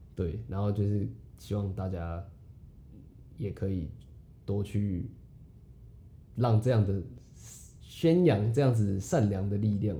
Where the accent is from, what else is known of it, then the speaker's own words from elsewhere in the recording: Taiwan; 珍惜身为台湾人